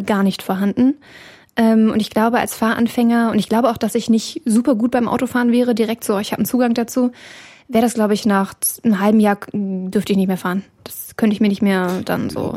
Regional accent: Hanover region, Lower Saxony, Germany; Ich komme auch aus der Region Hannover. Gerade so am Ende Elershausen, das ist so ein Dorf, da fängt dann Zelle bald an.

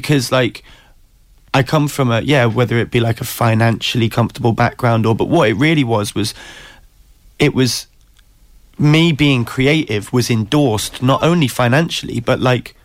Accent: Newcastle upon Tyne, North East England, United Kingdom; I'm from Newcastle originally, is where I grew up

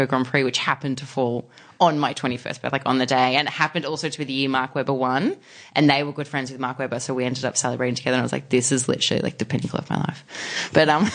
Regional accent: Australia; I'm from Australia.

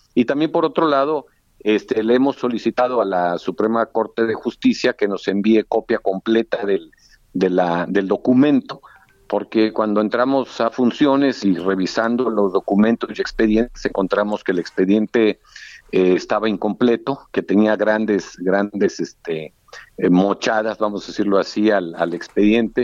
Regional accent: Reynosa, Tamaulipas, Mexico; paisano mío, somos de Reynosa

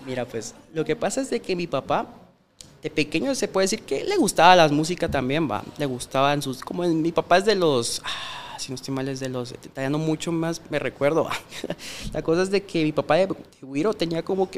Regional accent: Mixco, Guatemala Department, Guatemala; yo crecí en la Santa Marta. No sé si conoces, es por zona 5 de Mixco

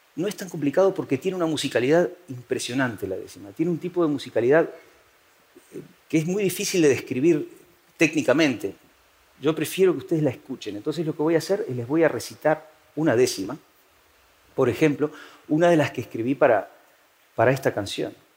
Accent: Uruguay; moved away as an adult; now in Spain

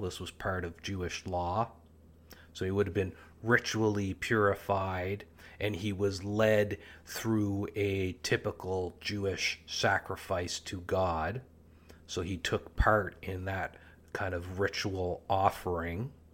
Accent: Canada; Canada, my home country

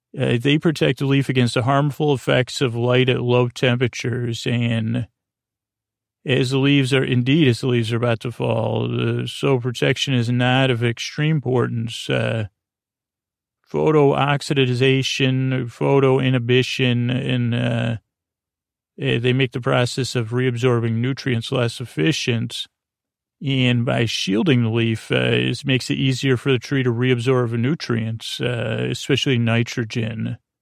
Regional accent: Syracuse, New York, United States; first language English; I come from Syracuse, New York

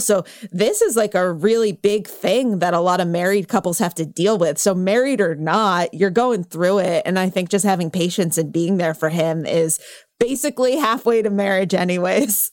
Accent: California, United States; I grew up in California

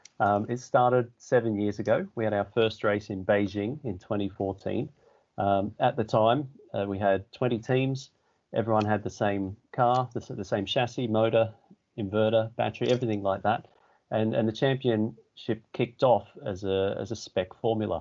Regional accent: Australia; moved away as an adult; now in England; I started in Australia. I'm from Australia.

